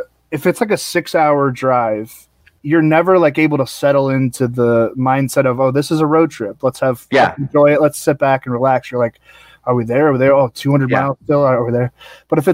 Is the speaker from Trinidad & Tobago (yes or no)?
no; St. Louis, Missouri, United States; born or raised there; also born or lived in Alexandria, Virginia / Arlington, Virginia / Dayton, Ohio